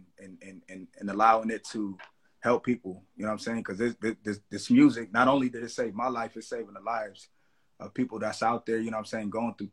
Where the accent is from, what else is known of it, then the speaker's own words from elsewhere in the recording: Los Angeles, California, United States; I'm from the Crenshaw District, Los Angeles. You know what I'm saying? Born, raised, bred, you know, still here